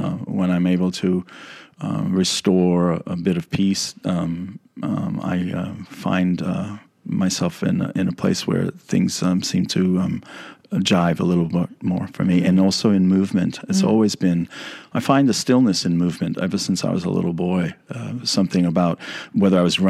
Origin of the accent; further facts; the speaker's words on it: New York City, New York, United States; moved away; I grew up in the Bronx